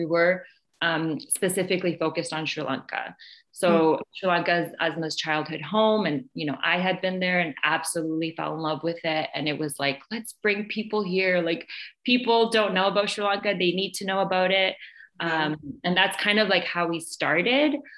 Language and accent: English; Canada; I'm from Canada